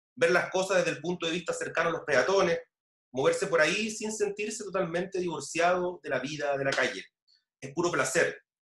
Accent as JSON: {"language": "Spanish", "area": "La Florida", "region": "Santiago Metropolitan Region", "country": "Chile", "said": "soy de la Florida."}